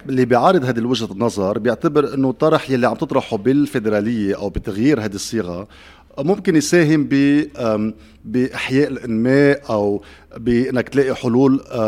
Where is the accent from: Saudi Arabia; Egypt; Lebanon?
Lebanon